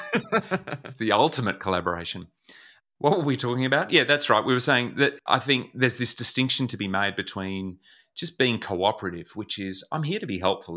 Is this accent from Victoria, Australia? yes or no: yes; Melbourne, Victoria, Australia; I was born in Melbourne, where I live now